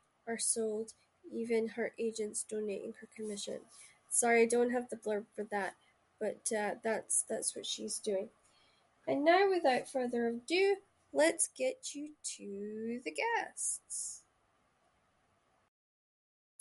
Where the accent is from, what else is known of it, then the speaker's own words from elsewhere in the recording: Shetland, Scotland, United Kingdom; accent: Shetland dialect; first language Shetland dialect; I grew up in Shetland, so we spoke Shetland dialect